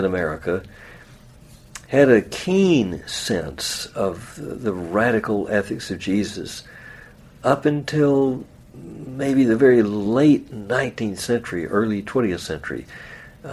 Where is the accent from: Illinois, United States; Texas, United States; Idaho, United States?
Texas, United States; Dallas; also born or lived in San Angelo, Texas; I'm growing up in Dallas. I'm probably 8 or 9